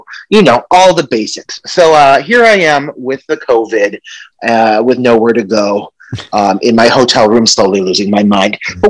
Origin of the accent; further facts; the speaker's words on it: United States; I need to take in order to be readmitted into my home country of the US